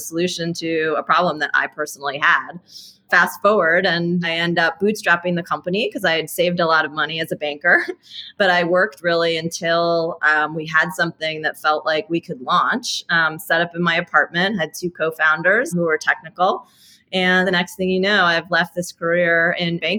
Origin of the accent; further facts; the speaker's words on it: New York City, New York, United States; I'm actually born and raised in New York City